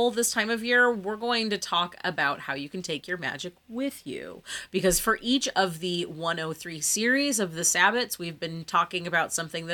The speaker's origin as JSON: {"language": "English", "country": "United States"}